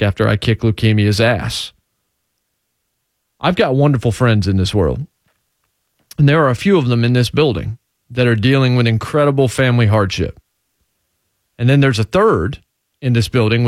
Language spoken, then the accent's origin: English; Martinsville, Virginia, United States; now in Nashville, United States; I'm from Martinsville, Virginia. The thing that town, that city is still known for is Martinsville Speedway